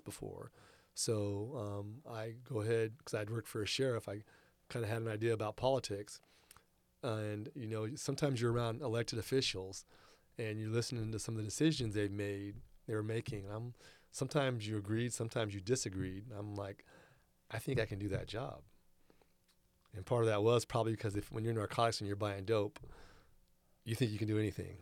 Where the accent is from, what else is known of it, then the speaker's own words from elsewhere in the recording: Rancho Cordova, California, United States; also born or lived in Verdun, France; went to Cordova Gardens